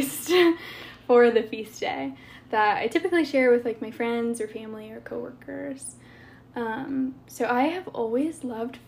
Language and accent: English; Fort Loramie, Ohio, United States; I'm from Fort Laramie